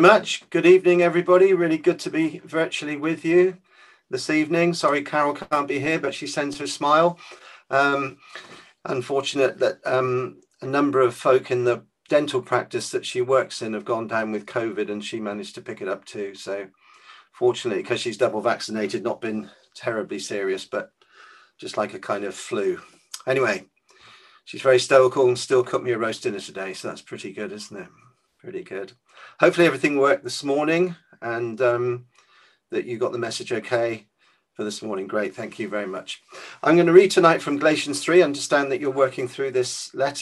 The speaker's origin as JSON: {"language": "English", "town": "Weymouth", "region": "South West England", "country": "United Kingdom", "tie": "born or raised there", "said": "the church I grew up in Weymouth"}